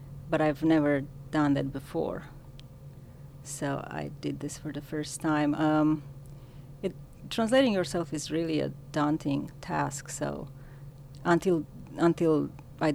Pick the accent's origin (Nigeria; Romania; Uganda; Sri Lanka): Romania; first language Romanian; English is a second language; moved away as an adult; now in United States; as you can tell from my accent. My first language is Romanian